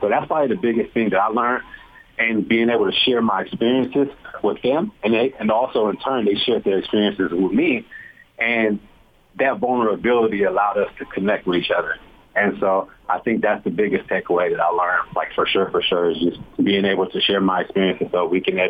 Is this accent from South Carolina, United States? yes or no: no; California, United States; now in Utah, United States; I'm coming from California, and so I'm like, nah, Utah can't have no bad areas